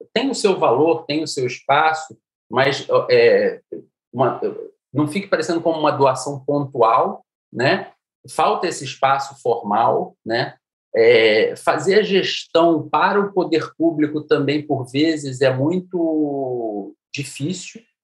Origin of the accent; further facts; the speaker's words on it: Niterói, Rio de Janeiro, Brazil; moved away; Eu saí de Niterói, de uma família classe média